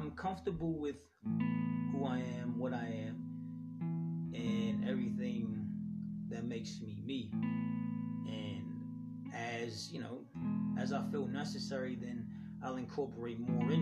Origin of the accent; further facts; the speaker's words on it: Los Angeles, California, United States; I'm from South Central LA, and I'm a proud LA native